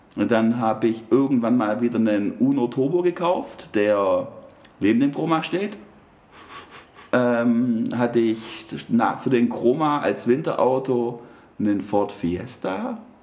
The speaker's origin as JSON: {"language": "German", "town": "Stuttgart", "region": "Baden-Württemberg", "country": "Germany", "said": "bei uns in Stuttgart"}